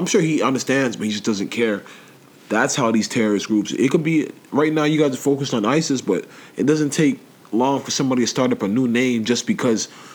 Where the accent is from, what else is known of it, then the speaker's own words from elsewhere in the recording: England, United Kingdom; now in Canada; I was born in England.